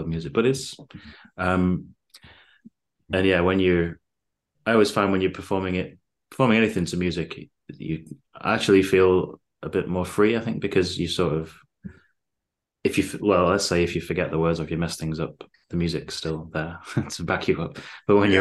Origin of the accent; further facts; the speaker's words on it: Bacup, North West England, United Kingdom; now in Manchester, United Kingdom; I'm originally from Bacup in Lancashire, living in Manchester now.